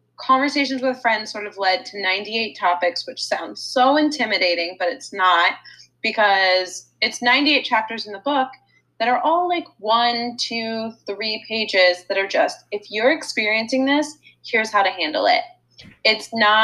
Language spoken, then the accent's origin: English; D.C., District of Columbia, United States; moved away as an adult; now in Los Angeles, United States; I grew up outside Washington, D.C.